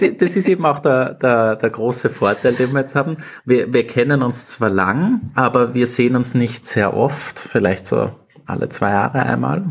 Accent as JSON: {"language": "German", "region": "Upper Austria", "country": "Austria", "tie": "born or raised there", "also_born_or_lived": "London", "moved": "as an adult", "lives_now": "Vienna, Austria", "said": "ich bin aus Oberösterreich, wohne jetzt mittlerweile seit acht Jahren in Wien, war in Oberösterreich in der Schule"}